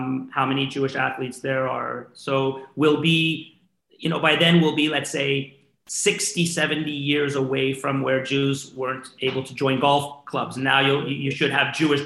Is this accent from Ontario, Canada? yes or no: no; Montreal, Quebec, Canada; my hometown of Montreal